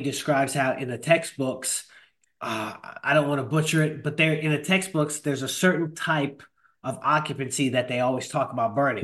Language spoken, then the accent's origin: English; Rockland County, New York, United States; moved away; I'm originally from Rockland County.